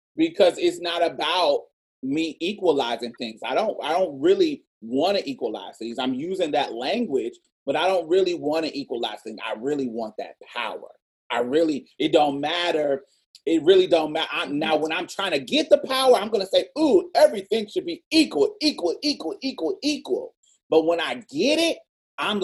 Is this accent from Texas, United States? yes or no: yes; Texas, United States; We are from Texas